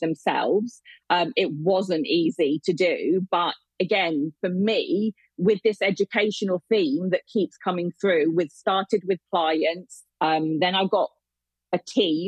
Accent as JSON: {"language": "English", "area": "Hampshire", "region": "South East England", "country": "United Kingdom", "tie": "born or raised there", "said": "I live in Hampshire."}